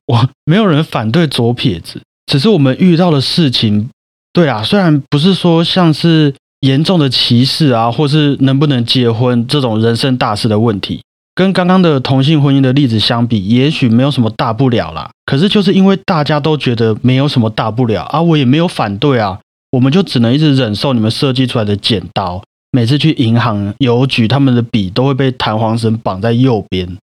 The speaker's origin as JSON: {"language": "Chinese", "country": "Taiwan", "said": "我们台湾人就是一个很贴心的民族嘛"}